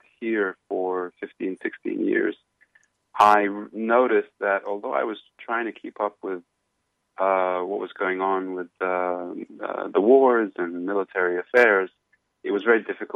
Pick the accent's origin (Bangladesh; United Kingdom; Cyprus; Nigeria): Cyprus; moved away as an adult; now in New York City, United States; I'm originally from Cyprus, in Europe, and I served in the military there.